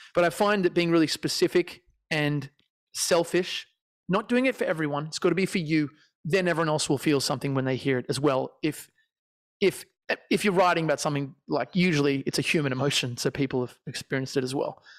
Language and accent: English; Australia; I'm Australian